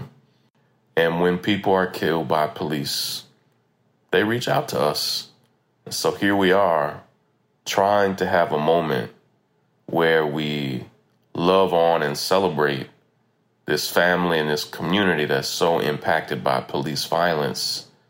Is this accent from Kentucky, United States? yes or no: yes; Versailles, Kentucky, United States; moved away; You know, I'm from Kentucky originally. When I grew up in a small town outside of Lexington, Versailles, Kentucky.